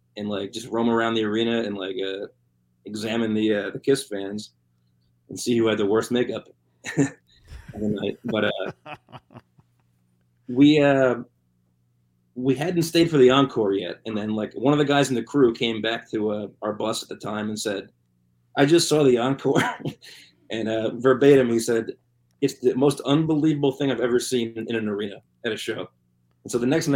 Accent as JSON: {"language": "English", "region": "New Jersey", "country": "United States", "said": "I'm from New Jersey."}